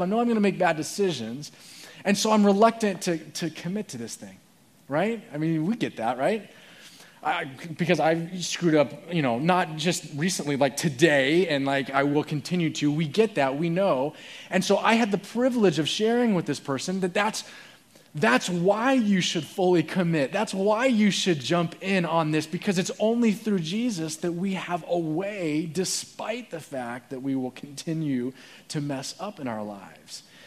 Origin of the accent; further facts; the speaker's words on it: Phoenix, Arizona, United States; I was born in Phoenix, and my parents were grew up there.